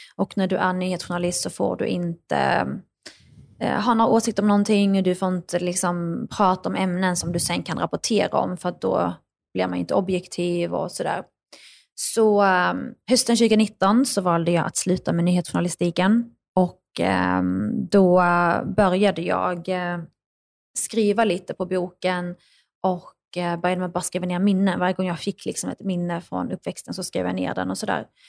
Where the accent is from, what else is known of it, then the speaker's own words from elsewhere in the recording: northern Skåne, Sweden; also born or lived in Baghdad, Iraq; växte jag upp i norra Skåne